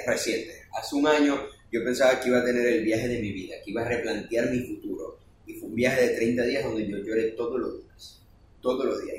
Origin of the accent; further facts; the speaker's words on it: Venezuela; moved away; yo no conozco Maracay, y hablábamos el mismo idioma, claro, somos venezolanos